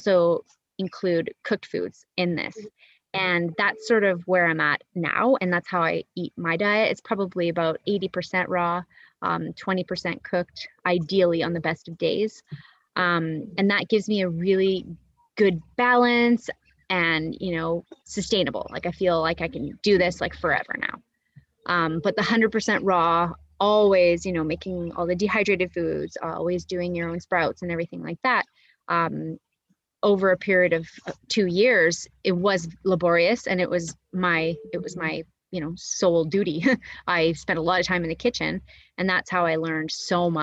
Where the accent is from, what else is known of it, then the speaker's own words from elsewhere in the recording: Canada; moved away as an adult; also born or lived in Monterrey, Nuevo León, Mexico; now in Nicaragua; I'm Canadian and I'll always will be Canadian